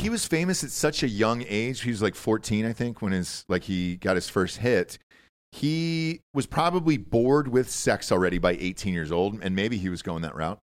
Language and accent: English; Georgia, United States; now in Austin, Texas, United States; Georgia? It's my home state.